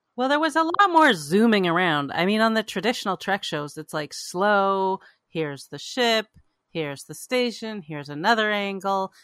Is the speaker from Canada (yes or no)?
yes; Canada; now in United States; I grew up in Canada